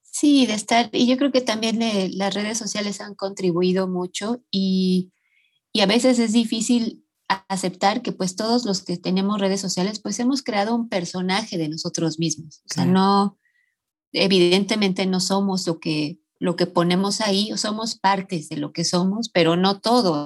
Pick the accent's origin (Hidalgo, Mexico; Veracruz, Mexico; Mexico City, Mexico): Mexico City, Mexico; yo nací aquí en la Ciudad de México. Em, eh, nací en un barrio muy popular, que la colonia se llama Ramos Millán